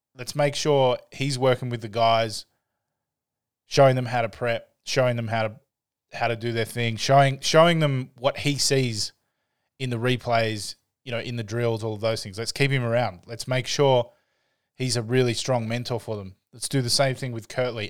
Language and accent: English; Canberra, Australian Capital Territory, Australia; I grew up here in Australia i, in a, in a place called Canberra